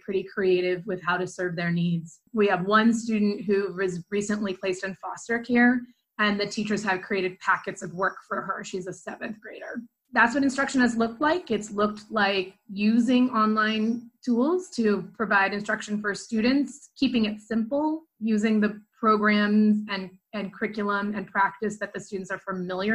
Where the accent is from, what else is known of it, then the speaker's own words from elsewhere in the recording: Dayton, Ohio, United States; also born or lived in Chicago / Northwest Indiana; I moved back to Dayton, my hometown